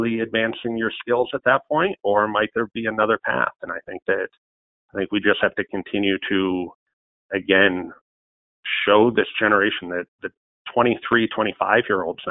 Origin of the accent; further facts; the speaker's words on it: between Buffalo and Rochester, on the Erie Canal, New York, United States; my hometown between Buffalo and Rochester, right on the Erie Canal